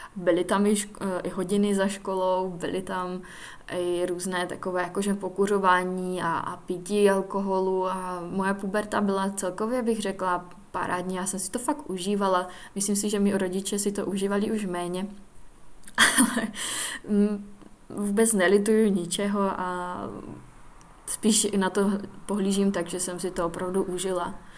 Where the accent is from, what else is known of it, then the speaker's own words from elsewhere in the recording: Czechia; Studovala jsem tedy základku v Lučíně